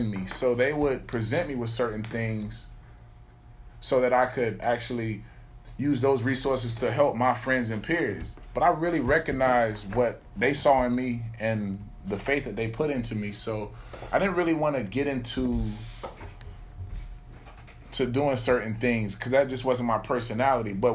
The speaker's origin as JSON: {"language": "English", "town": "Alexandria", "region": "Virginia", "country": "United States", "said": "Alexandria, Virginia"}